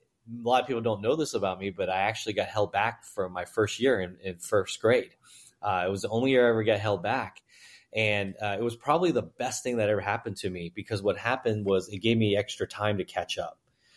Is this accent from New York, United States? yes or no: yes; New York, United States; also born or lived in Guangzhou, China; I was born in Guangzhou, China, and my family moved to Hong Kong for a few months and then immigrated into New York. So we were in Manhattan, Chinatown, like a lot of folks.